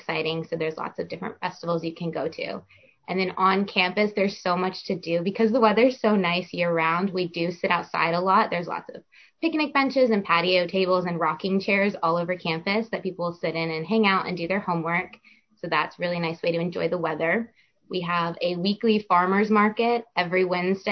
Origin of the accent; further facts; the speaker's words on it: Orlando, Florida, United States; I'm from Orlando, Florida.